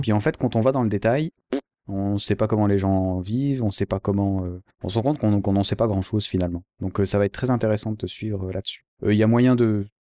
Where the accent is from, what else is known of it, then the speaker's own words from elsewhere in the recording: Switzerland; je suis suisse